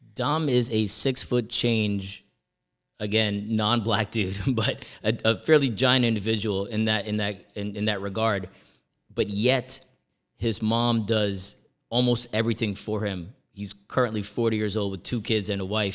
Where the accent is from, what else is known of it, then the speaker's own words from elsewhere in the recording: Jamaica; moved away; also born or lived in Edison, New Jersey; as a Jamaican